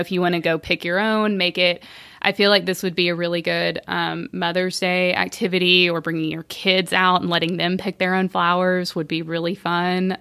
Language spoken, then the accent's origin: English; Bentonville, Arkansas, United States; I'm from Bentonville, you know, Walmart